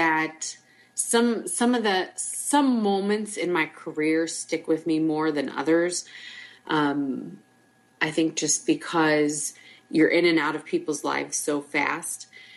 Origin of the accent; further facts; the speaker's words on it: Iowa, United States; moved away as an adult; now in Fort Myers, United States; I am born and raised in Iowa